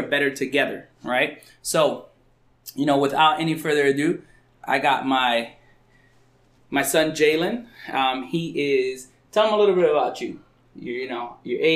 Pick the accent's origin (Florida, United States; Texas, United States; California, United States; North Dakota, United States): North Dakota, United States; I'm from North Dakota too